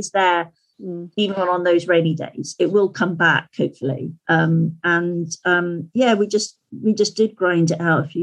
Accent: Skipton, Yorkshire and the Humber, United Kingdom; into Skipton, into my hometown

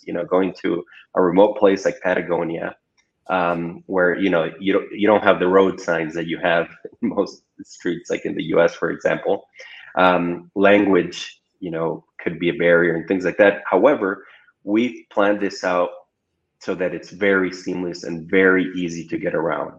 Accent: Ecuador; moved away as an adult; now in Chile; I'm originally from Ecuador

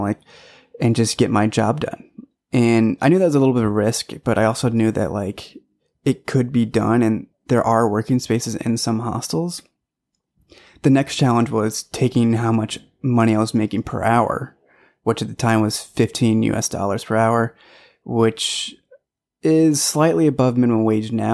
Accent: St. Louis, Missouri, United States; moved away; I was born in Saint Louis, Missouri. So, Midwest boy

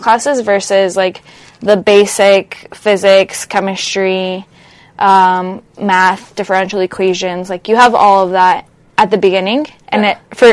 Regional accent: Miami, Florida, United States; moved away as an adult; also born or lived in Colombia; now in Los Angeles, United States; I'm originally from Colombia, but I grew up in Miami, Florida

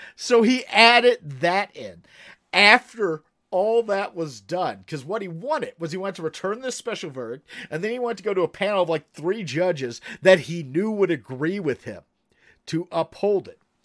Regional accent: Kentucky, United States; I'm from Kentucky

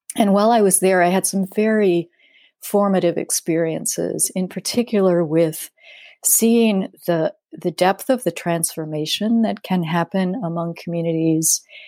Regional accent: Denver, Colorado, United States; I grew up in Denver

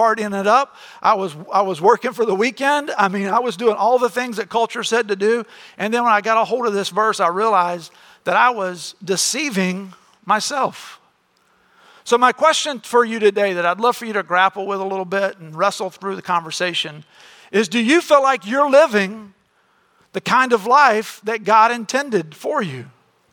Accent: Florida, United States; we grew up in Florida

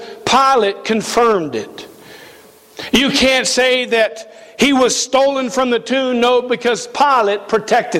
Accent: East Coast, United States; moved away; I come from the East Coast, and we have a lot of lightning there.

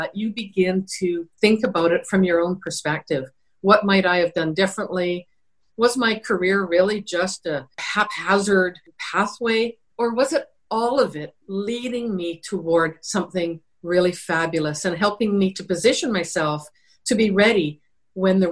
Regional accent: British Columbia, Canada; I come from British Columbia. It was the norm for most people to be working in the lumber industry, towboating, all kinds of what we would call blue-collar work. And that's where I grew up.

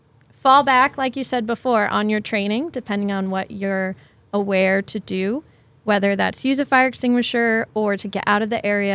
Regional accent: Connecticut, United States; also born or lived in Washington; now in Kirkland, United States; I'm originally from the East Coast, but at the time I was living in a different state.

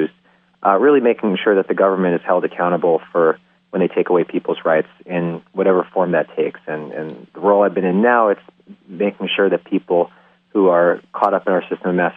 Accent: New York City, New York, United States; also born or lived in South Dakota / Mississippi; I'm a born and raised New Yorker

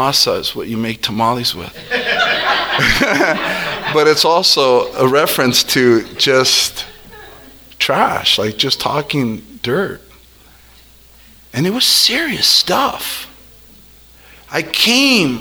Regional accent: El Monte, California, United States; I am a kid from El Monte

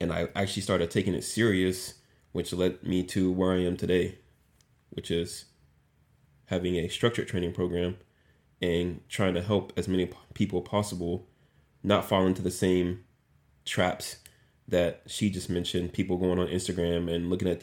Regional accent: Dallas, Texas, United States; moved away as an adult; now in Valdosta, United States; I am from Dallas, Texas, the best state and city on the planet

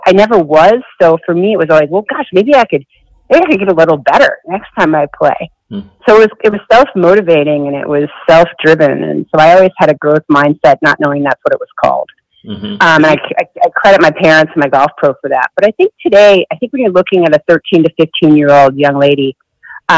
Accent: Syracuse, New York, United States; I grew up in Syracuse, New York.

